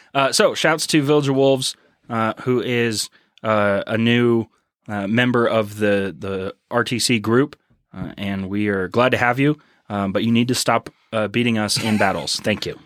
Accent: Houston, Texas, United States; now in Colorado, United States; I am not from Colorado. I am from Houston, Texas, uh, where the food is better and the weather is wetter

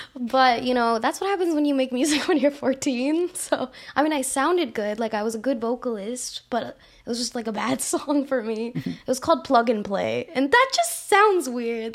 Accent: Houston, Texas, United States; I was born in Houston, you know, H-Town

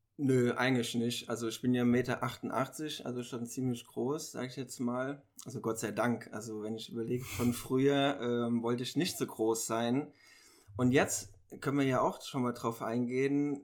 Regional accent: Mainz, Rhineland-Palatinate, Germany; ich komme aus Mainz ich bin 28 Jahre alt

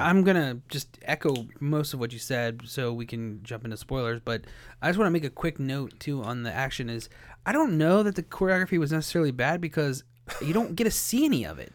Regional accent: Ohio, United States; born or raised there

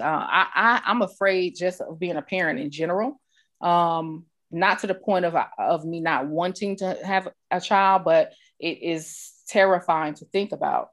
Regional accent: New York, United States; I grew up in New York around people of all cultures

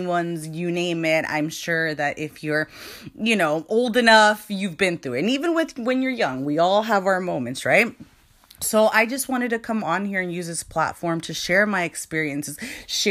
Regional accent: California, United States; I was born and raised in California

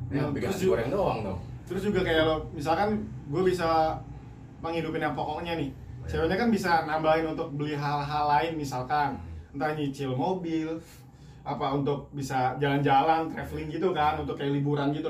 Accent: West Java, Indonesia; atau orang Sunda gue orang Sunda nih yeah.

